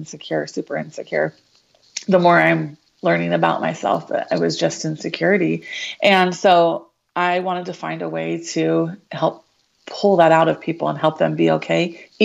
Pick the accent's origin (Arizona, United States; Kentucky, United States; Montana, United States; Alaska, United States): Arizona, United States; Show Low; moved away as an adult; now in Gilbert, United States; I grew up in Sholo, so small town up north